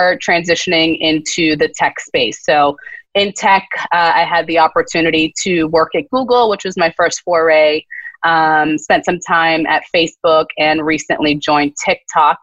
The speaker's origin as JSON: {"language": "English", "town": "Boston", "region": "Massachusetts", "country": "United States", "tie": "born or raised there", "said": "I was raised in Boston"}